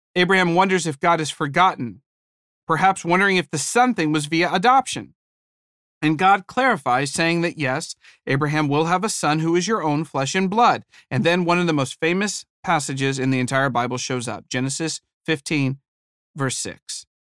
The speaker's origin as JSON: {"language": "English", "region": "Ohio", "country": "United States", "moved": "yes", "said": "I was from Ohio"}